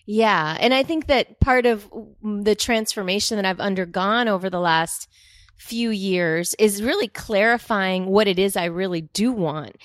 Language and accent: English; Dominican Republic; moved away; I grew up in the Dominican Republic